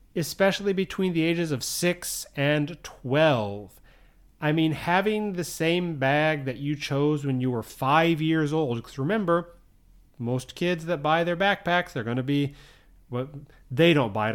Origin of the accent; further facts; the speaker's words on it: United States; moved away as an adult; now in Japan; I grew up in the U S. If you can't tell by my accent, obviously, I'm, I'm from the U S.